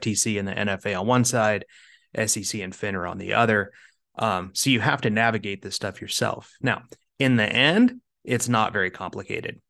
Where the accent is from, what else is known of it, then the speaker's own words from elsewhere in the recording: Kansas, United States; moved away as an adult; now in Arizona, United States; I grew up in Kansas, uh, and I moved out to sunny Arizona.